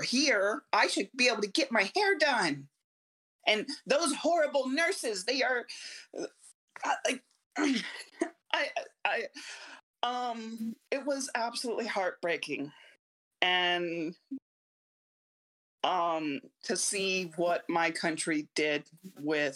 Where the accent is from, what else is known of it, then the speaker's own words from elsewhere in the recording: United States; I'm American, very much American